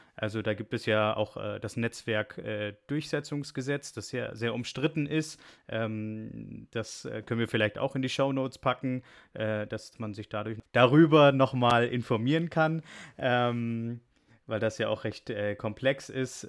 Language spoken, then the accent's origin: German; Germany; wir als Deutsche und auch Europäer